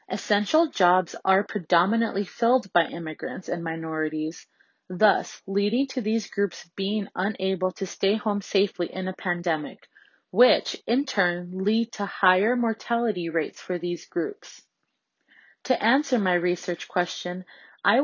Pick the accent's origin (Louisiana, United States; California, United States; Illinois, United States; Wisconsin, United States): California, United States; Los Angeles; I grew up in Los Angeles, and as a child of Mexican immigrants